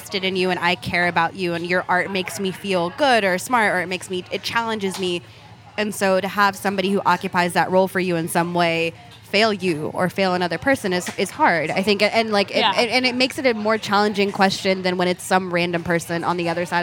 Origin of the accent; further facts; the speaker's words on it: California, United States; I grew up in California, that my parents are from Ethiopia